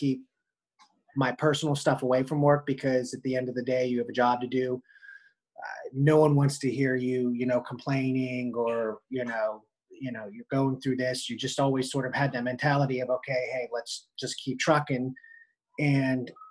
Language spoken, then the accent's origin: English; Pittsburgh, Pennsylvania, United States; I'm from Pittsburgh, Pennsylvania.